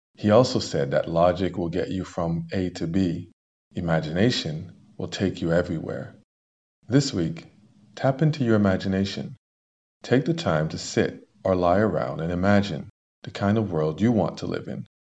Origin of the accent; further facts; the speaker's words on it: Canada; as a Canadian